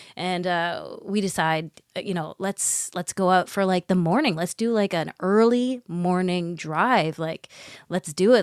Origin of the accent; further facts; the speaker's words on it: Botswana; We're from Botswana